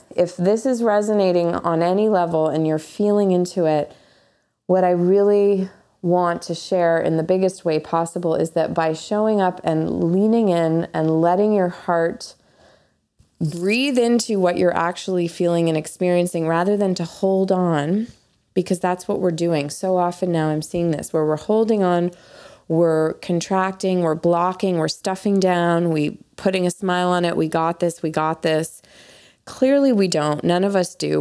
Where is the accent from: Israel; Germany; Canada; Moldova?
Canada; moved away; being Canadian